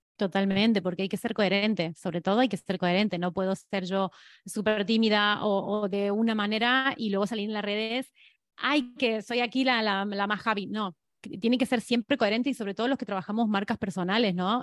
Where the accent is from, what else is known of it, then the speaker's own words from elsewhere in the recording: Argentina; moved away as an adult; now in Spain; soy argentina y que, y que vivo en España 17 años